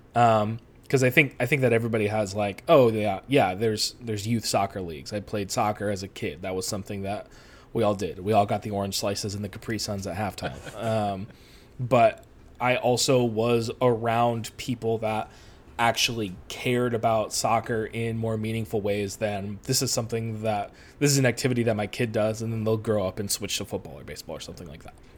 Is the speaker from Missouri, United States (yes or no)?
no; Rochester, New York, United States; moved away as an adult; now in Long Beach, United States; I'm originally from the East Coast. Uh, I am from upstate New York, specifically Western New York, Rochester area